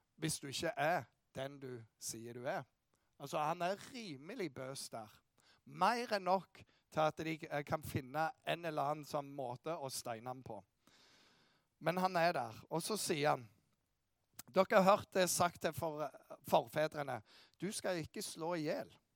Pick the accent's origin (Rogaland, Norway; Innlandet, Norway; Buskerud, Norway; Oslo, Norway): Rogaland, Norway; Bryne; jeg kommer fra Bryne